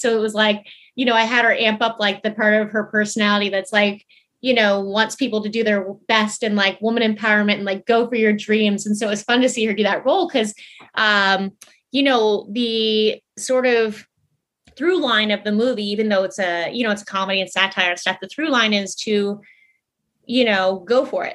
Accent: Tucson, Arizona, United States; now in Los Angeles, United States; I was born, um, I was born in Tucson, Arizona, and then we had a ranch forever

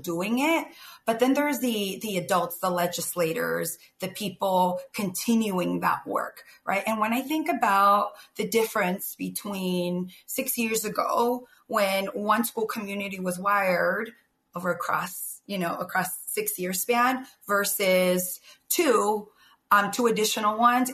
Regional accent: San Jose, California, United States; I grew up in the East Side of San Jose

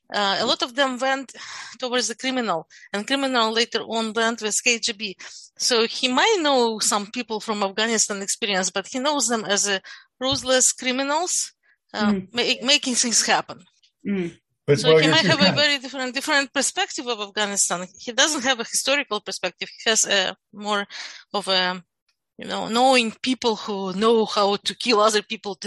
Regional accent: Kyiv, Ukraine; born there; first language Russian; English is a second language; Yes. Yes. Actually, Russian is my primary language. I was born in a Russian-speaking family.

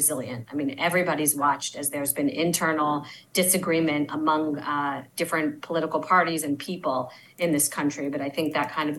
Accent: Baltimore, Maryland, United States; moved away as an adult; also born or lived in Tel Aviv, Israel; now in Israel; I'm actually from Baltimore, Maryland. I grew up close by to where all of you are. And I moved here about 20 years ago

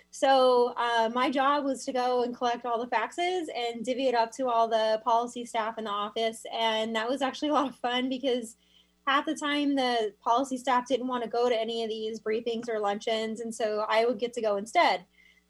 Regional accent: Miami, Florida, United States; moved away as an adult; also born or lived in Sarasota, Florida; now in Washington, United States; I was born in Miami, Florida, and Florida kid. So both my parents raised me there

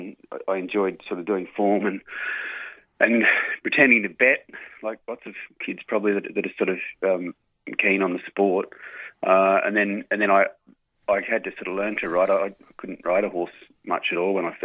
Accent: Sydney, New South Wales, Australia; I grew up in Avalon, the Northern Beaches of Sydney

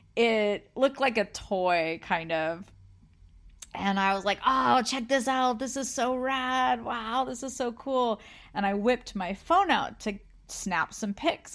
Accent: California, United States; growing up in California by the beach

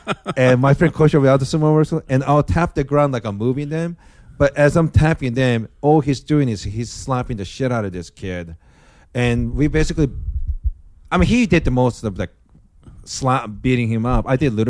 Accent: Japan; first language Japanese; English is a second language; moved away; Japanese is my first language

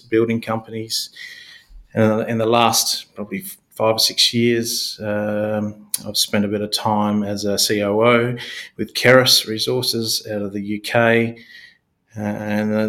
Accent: Kalgoorlie, Western Australia, Australia; I was born and bred in Kalgoorlie, spent a good part of my youth in that part of the world

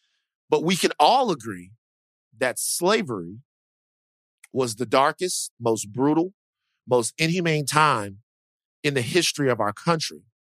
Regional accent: Dallas, Texas, United States; Look, I'm very proud to be from the South. I am from Dallas, Texas.

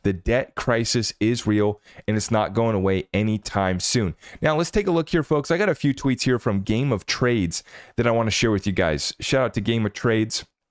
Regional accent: United States; as an American

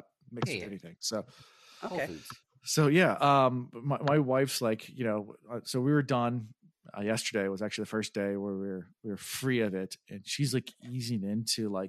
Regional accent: Belfast, Northern Ireland, United Kingdom; I'm from Belfast.

